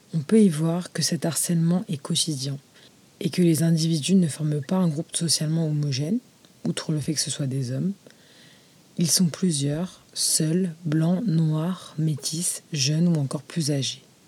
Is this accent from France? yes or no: yes; France; je suis française musulmane d'origine marocaine